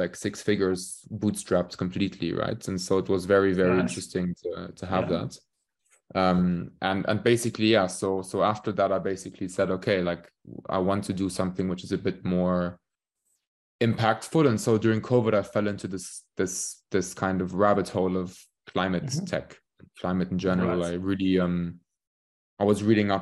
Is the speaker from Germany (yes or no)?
yes; Königstein, Hesse, Germany; moved away as an adult; also born or lived in Warwick, United Kingdom / London, United Kingdom; I'm from the place called Königstein, just outside of Frankfurt. So I grew up here.